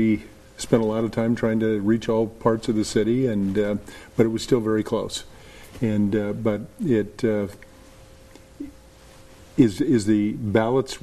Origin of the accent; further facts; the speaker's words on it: Des Moines, Iowa, United States; I was born in Des Moines. I was raised in Des Moines.